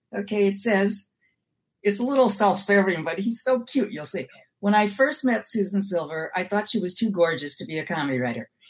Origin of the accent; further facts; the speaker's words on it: Milwaukee, Wisconsin, United States; moved away; also born or lived in New York; I'm from Milwaukee.